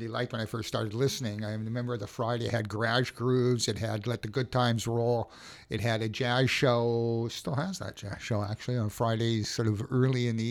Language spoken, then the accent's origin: English; Winnipeg, Manitoba, Canada; moved away as an adult; now in Victoria, Canada; I grew up in Winnipeg